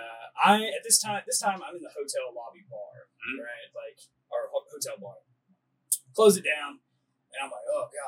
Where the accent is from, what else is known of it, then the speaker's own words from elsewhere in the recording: United States; I'm American